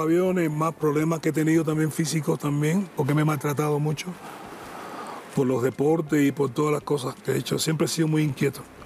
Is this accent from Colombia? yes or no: no; Cuba; moved away as an adult; now in Argentina; por ser cubano